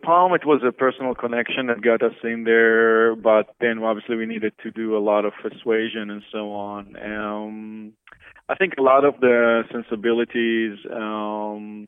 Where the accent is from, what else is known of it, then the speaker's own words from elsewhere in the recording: Israel; moved away as an adult; now in United States; I grew up in Israel to a family of two architects and came to the States early 90s